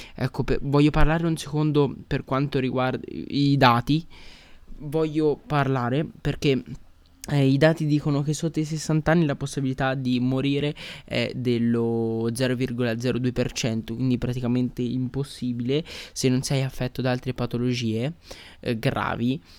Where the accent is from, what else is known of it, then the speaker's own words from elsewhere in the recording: Italy; sono nate in Italia come noi